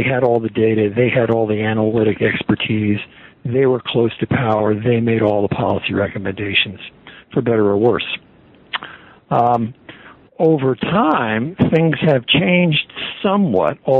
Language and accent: English; United States; I'm an American